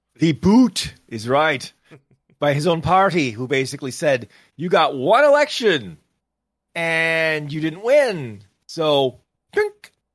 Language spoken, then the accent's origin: English; Canada; I say this as a Canadian